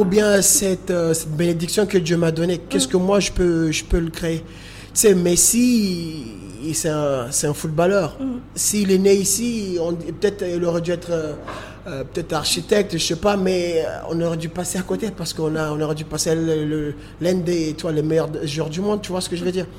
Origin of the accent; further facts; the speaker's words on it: Moroni, Grande Comore, Comoros; je suis né euh, à Moroni, j'ai grandi à Moroni malgré tout.